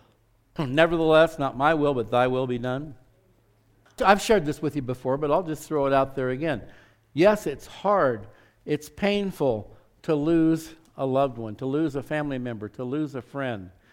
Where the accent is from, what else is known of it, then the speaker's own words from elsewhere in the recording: Scottsdale, Arizona, United States; growing up in Scottsdale, Arizona, it was kind of podunk back in those days.